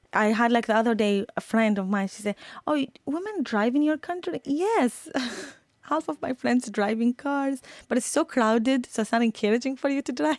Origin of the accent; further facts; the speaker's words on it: Iraq; moved away; I'm from Iraq